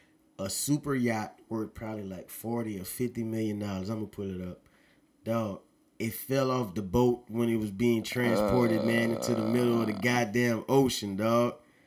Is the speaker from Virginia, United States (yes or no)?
no; Louisiana, United States; I'm from Louisiana.